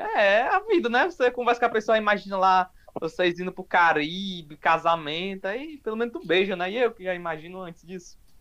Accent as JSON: {"language": "Portuguese", "town": "Fortaleza", "region": "Ceará", "country": "Brazil", "said": "sou aqui de Fortaleza"}